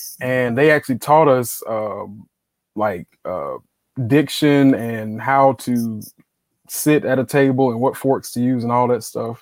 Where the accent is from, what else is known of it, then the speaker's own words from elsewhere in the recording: Greenville, South Carolina, United States; I'm from Greenville, South Carolina